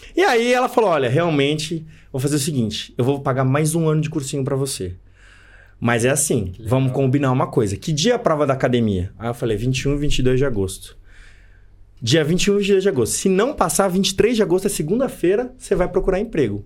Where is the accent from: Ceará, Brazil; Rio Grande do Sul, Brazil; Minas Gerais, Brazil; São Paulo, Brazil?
São Paulo, Brazil; moved away; eu sou de São Paulo, natural de São Paulo, capital